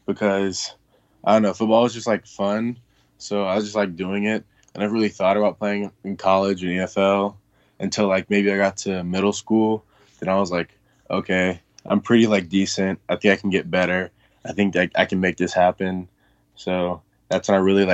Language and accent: English; Atlanta, Georgia, United States; I was born and raised in Atlanta. I've always lived like around Stone Mountain